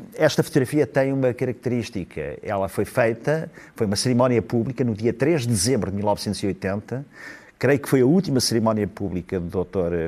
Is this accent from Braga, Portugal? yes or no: no; Ílhavo, Aveiro District, Portugal; o …, que, que eu admirava muito, é, era meu conterrâneo